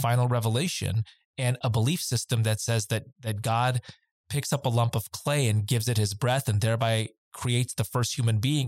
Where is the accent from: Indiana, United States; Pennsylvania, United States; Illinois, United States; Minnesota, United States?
Illinois, United States; Glen Ellyn; to have brown skin growing up in Glen Ellyn, Illinois in the 1980s